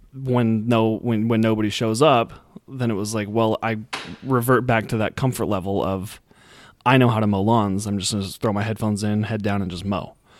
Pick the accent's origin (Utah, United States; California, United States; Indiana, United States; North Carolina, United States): Utah, United States; I'm from Utah